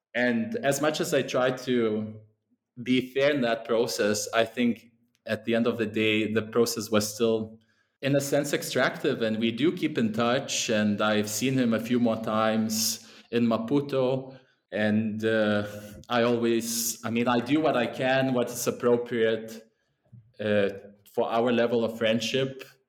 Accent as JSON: {"language": "English", "country": "Lithuania", "also_born_or_lived": "England", "moved": "yes", "said": "that's where I'm originally from."}